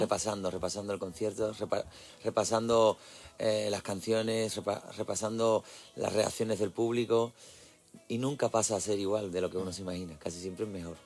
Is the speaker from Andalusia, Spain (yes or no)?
yes; Isla Cristina, Andalusia, Spain; Isla Cristina, a mi pueblo